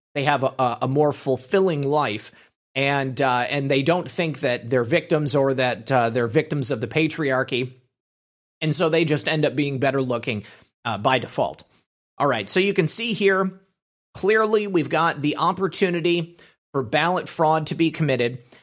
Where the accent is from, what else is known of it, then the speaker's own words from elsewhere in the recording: Michigan, United States; moved away as an adult; I'm from Michigan